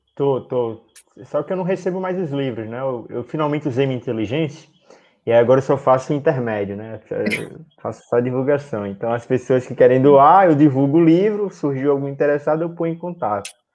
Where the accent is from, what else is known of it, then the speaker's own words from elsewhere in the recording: Natal, Rio Grande do Norte, Brazil; aqui em Natal. Somos de Natal, somos de Natal.